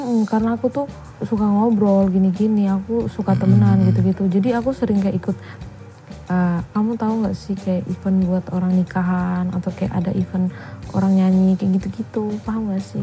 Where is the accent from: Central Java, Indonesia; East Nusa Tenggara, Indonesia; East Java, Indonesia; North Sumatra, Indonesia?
East Nusa Tenggara, Indonesia; moved away as an adult; now in Yogyakarta, Indonesia; aku dari NTT